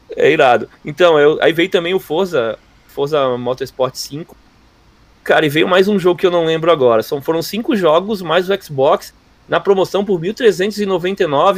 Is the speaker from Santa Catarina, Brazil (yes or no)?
yes; Florianópolis, Santa Catarina, Brazil; Eu sou de Floripa, não sou gaúcho